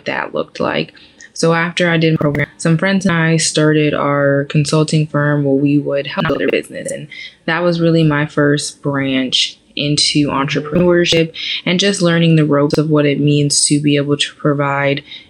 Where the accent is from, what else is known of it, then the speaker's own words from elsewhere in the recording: Janesville, Wisconsin, United States; moved away as an adult; also born or lived in Nashville, Tennessee / New York City / Atlanta; now in Houston, United States; I'm originally from Janesville, Wisconsin